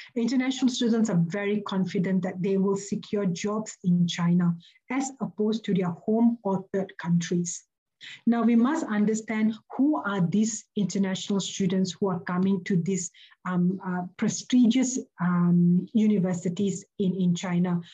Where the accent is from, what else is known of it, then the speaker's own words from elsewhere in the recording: Malaysia; moved away as an adult; now in Melbourne, Australia; I am a Malaysian. I'm an international academic residing and working in, in Melbourne, Australia.